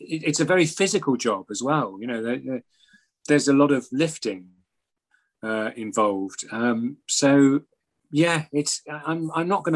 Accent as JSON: {"language": "English", "region": "Scotland", "country": "United Kingdom", "said": "I'm Scottish"}